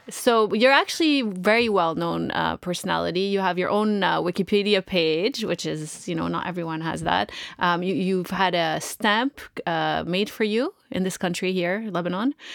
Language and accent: English; Canada; I'm from Canada.